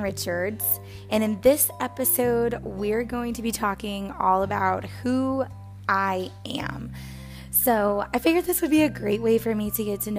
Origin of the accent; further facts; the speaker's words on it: Texas, United States; also born or lived in New Orleans, Louisiana; I moved from New Orleans, Louisiana to Texas